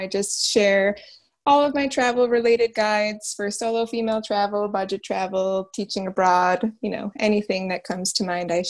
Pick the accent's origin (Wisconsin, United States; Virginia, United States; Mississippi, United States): Wisconsin, United States; I'm from Wisconsin personally, but my extended family is actually in New York.